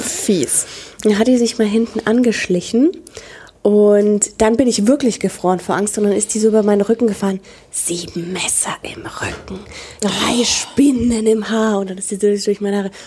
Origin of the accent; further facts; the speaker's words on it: Franconia, Bavaria, Germany; bei uns in Franken ist das der Nachtgiecher.